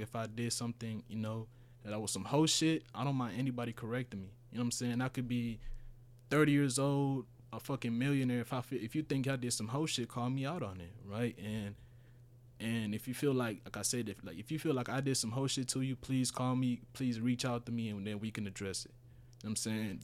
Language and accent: English; Houston, Texas, United States; first language Spanish; English is a second language; also born or lived in Honduras; I moved here when I was, what, eleven?